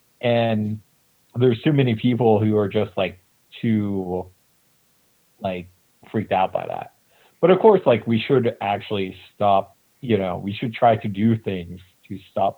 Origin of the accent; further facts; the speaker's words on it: United States; I'm from the United States.